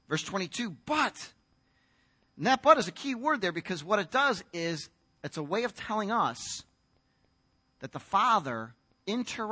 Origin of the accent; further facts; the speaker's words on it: United States; as an American guy